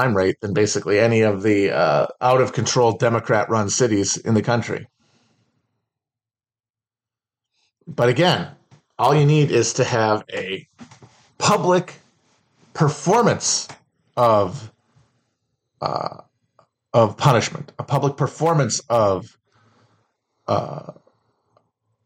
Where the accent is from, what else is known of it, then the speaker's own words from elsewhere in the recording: Midwest, United States; When you're from a lower to middle class family in the Midwest